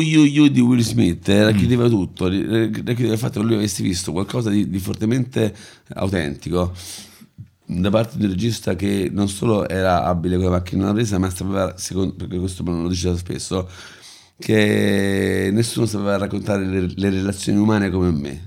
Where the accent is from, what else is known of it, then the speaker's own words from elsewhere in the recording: Rome, Lazio, Italy; io sono nato e cresciuto a Prati